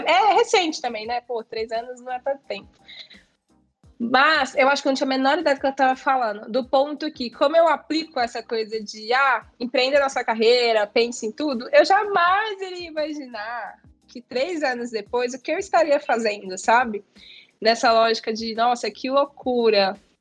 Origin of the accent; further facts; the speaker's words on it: Minas Gerais, Brazil; eu sou mineira